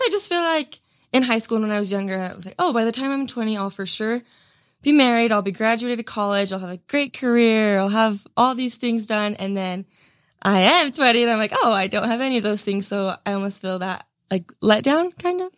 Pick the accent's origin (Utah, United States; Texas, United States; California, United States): Utah, United States; Gunnison; growing up in Utah